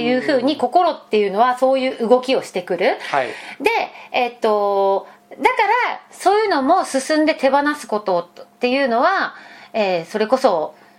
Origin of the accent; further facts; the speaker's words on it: Fukuoka, Japan; moved away; 私福岡出身